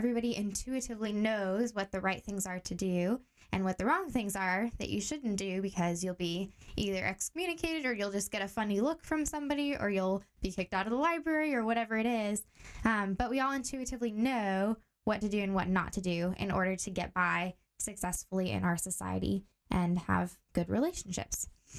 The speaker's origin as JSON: {"language": "English", "country": "Tanzania", "tie": "born or raised there", "moved": "as an adult", "lives_now": "Portland, United States", "said": "I grew up in Tanzania, East Africa. So that's where I spent most of my childhood years."}